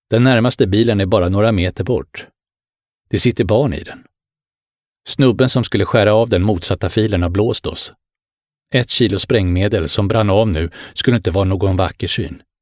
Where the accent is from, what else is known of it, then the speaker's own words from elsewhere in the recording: Bro, Stockholm County, Sweden; also born or lived in Helsinki, Finland; jag föddes i Helsingfors. Min pappa var företagare och vi bodde på Brändö. Efter pappas död flyttade jag med min mamma och storebror till Stockholmsförorten Bro på min sexårsdag.